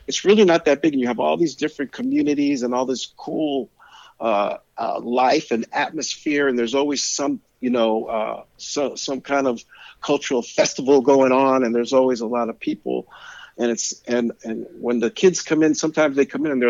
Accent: San Francisco, California, United States; also born or lived in Pacifica, California; I was born in San Francisco, raised in San Francisco. I'm a city kid. I grew up in the Mission District in San Francisco

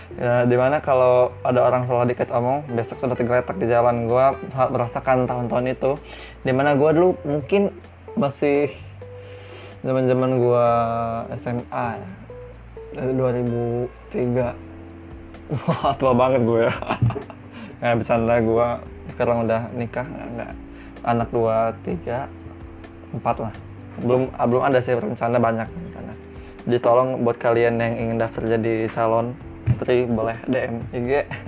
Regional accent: Lampung, Indonesia; Sebagai orang Lampung

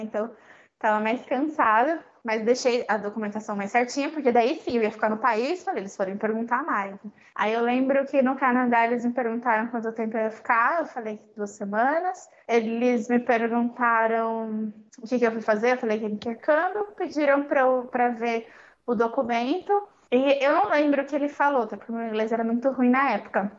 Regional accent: São Paulo, Brazil; as duas eram do Brasil e as duas eram de São Paulo.

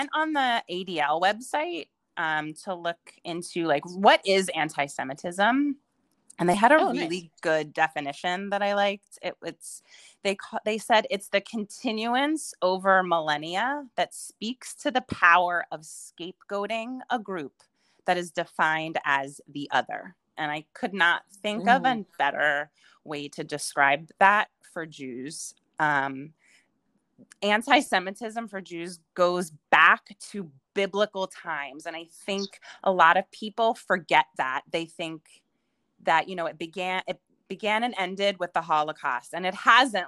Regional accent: Philadelphia, Pennsylvania, United States; moved away as an adult; also born or lived in Pittsburgh / Austin / China; now in Brooklyn, United States; I currently live in the fabulous city of Brooklyn, New York. And I'm from Philadelphia.

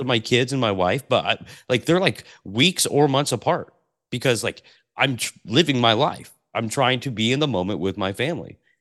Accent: Portland, Oregon, United States; I grew up in Portland, Oregon

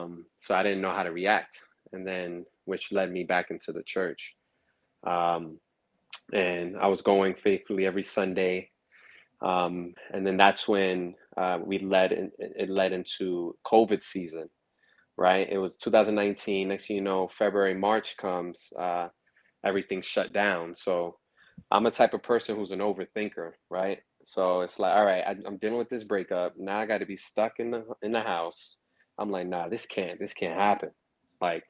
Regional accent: New York City, New York, United States; also born or lived in Harlem; I was born in Harlem, raised in Brooklyn

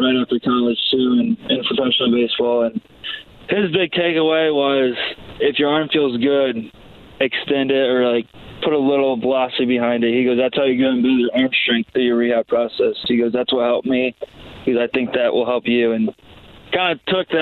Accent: Toledo, Ohio, United States; growing up in Toledo area

